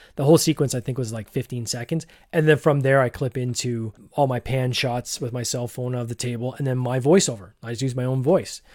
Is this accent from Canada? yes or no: yes; Barrie, Ontario, Canada; fellow person from Barrie